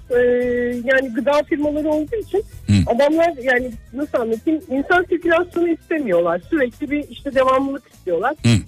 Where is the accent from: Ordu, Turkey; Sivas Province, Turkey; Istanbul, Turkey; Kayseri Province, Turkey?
Sivas Province, Turkey; now in Bursa, Turkey; bir Sivaslı olarak